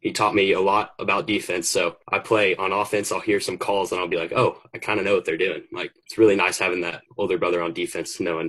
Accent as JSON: {"language": "English", "country": "United States", "tie": "born or raised there", "said": "Growing up in Westlake's been the best."}